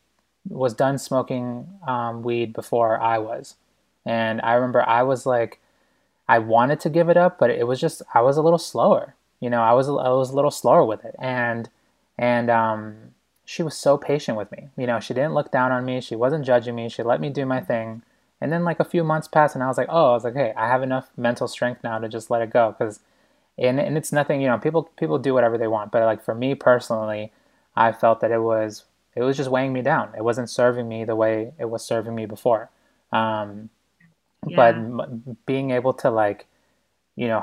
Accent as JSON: {"language": "English", "town": "Boston", "region": "Massachusetts", "country": "United States", "tie": "born or raised there", "also_born_or_lived": "New York", "moved": "as an adult", "said": "I'm such a city boy. And I grew up in Boston, and then I, you know, just spent 7 years in New York"}